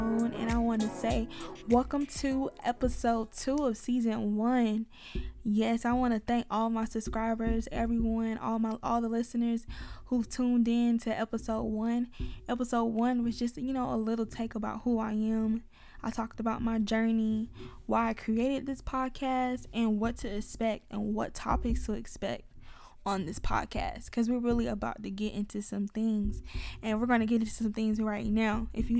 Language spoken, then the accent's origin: English; Atlanta, Georgia, United States; Y'all, I told y'all I'm from Atlanta, so please bear with me when I'm talking.